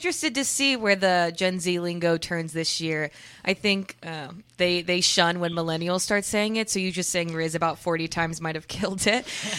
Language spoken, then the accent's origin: English; Louisiana, United States; Any sports team, I'm from Louisiana, so we didn't have baseball, so I can claim any team.